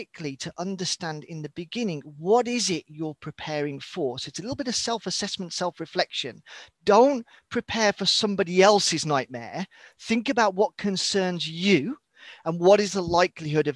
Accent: United Kingdom; moved away as an adult; also born or lived in northern Sweden; now in Sweden; So as you can tell from my accent, whilst you said I'm based in Scandinavia, I'm British born and bred, but been living here in the far north of Sweden for the last 15 years

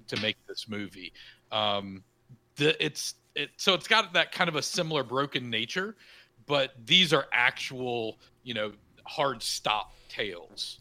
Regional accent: the South, United States; I grew up in the South, kind of the, in the middle of nowhere in the South

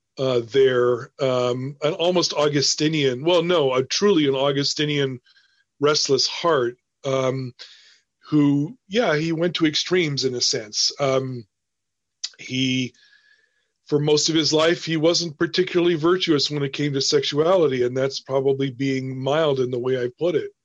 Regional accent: United States

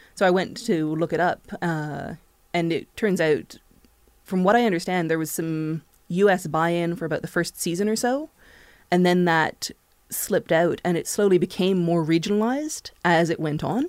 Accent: Canada; also born or lived in England

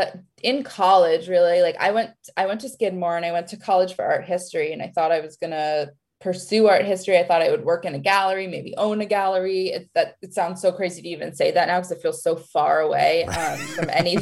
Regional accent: Hudson Valley, upstate New York, United States; also born or lived in Florence / Paris; now in Los Angeles, United States; I'm from upstate New York, from the Hudson Valley.

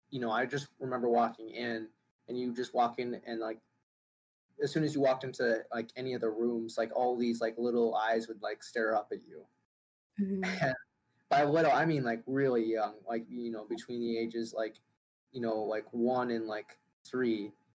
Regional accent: Hanoi, Vietnam; born there; so we flew in at the end for just a short trip to Vietnam, where I was born in Hanoi

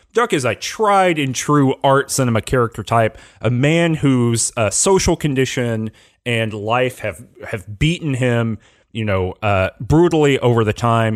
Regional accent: Georgia, United States; I'm not from Louisiana, I'm from Georgia, but very similar kind of southern vibe

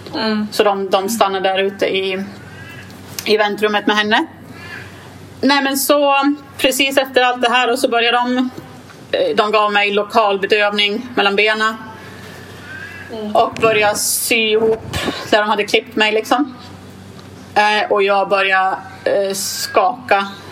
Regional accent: Gävle, Gävleborg County, Sweden; jag är från Gävle

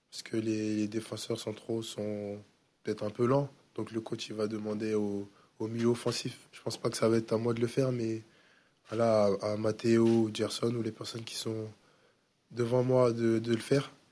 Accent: Le Havre, Normandy, France; moi je viens du Havre, ça, fait, bah, ça va faire une saison que je suis là

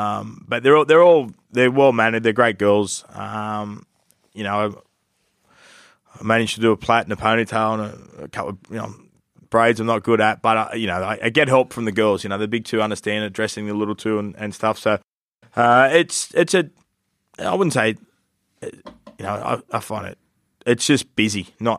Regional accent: Newcastle, New South Wales, Australia; I grew up in Newcastle in a rugby league family. The Knights come in the competition as a kid.

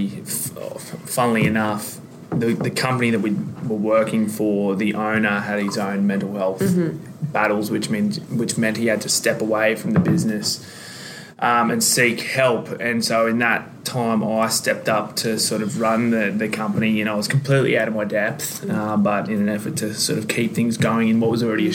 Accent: Sydney, New South Wales, Australia; I'm from Sydney.

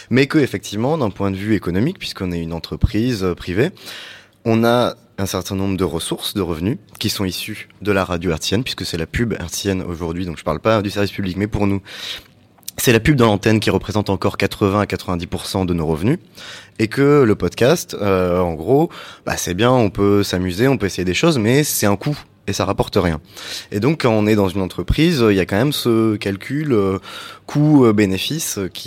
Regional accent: Switzerland; On est suisse

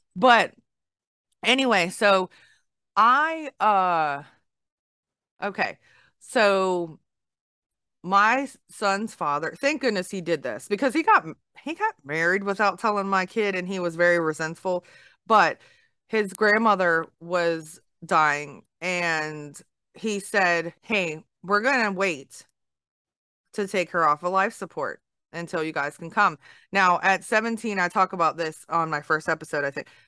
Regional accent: Baltimore, Maryland, United States; moved away; I'm from the north. I'm from Baltimore area

